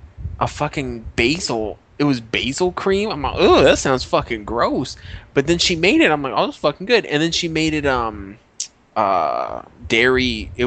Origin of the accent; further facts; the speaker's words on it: Colorado, United States; I'm from Colorado.